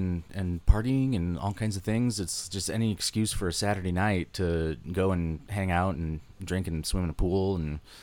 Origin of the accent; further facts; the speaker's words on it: Northwest Indiana, United States; I grew up in Northwest Indiana